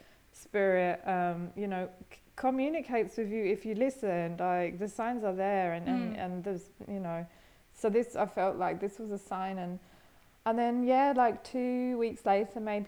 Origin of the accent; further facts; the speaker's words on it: England, United Kingdom; moved away as an adult; also born or lived in Australia; now in Berlin, Germany; I grew up in England, originally from England, but I haven't lived there for 9 years.